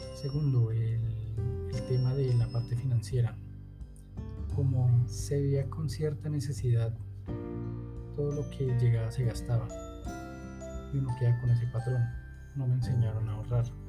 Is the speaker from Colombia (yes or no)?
yes; Colombia; aquí en Colombia